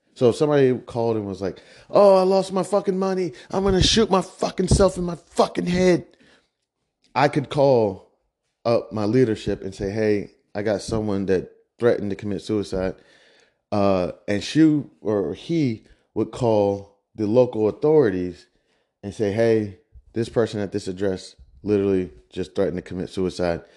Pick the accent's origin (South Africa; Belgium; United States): United States; Midwest; I'm from the Midwest